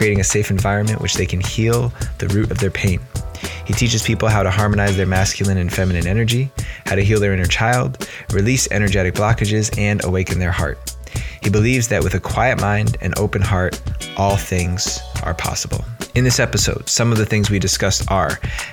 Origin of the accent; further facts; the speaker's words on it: New Jersey, United States; accent: New Jersey; moved away; my New Jersey accent's going to be in full effect